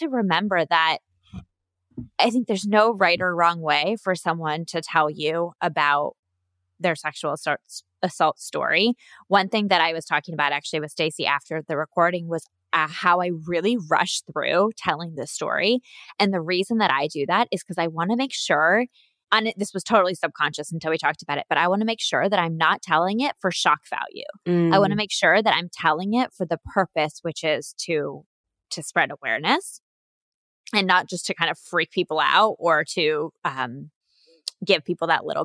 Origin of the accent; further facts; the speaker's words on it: United States; me being an American